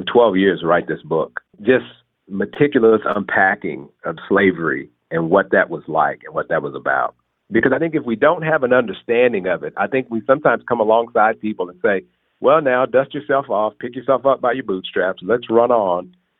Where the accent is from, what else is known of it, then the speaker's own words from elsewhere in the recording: Texas, United States; I grew up in Texas.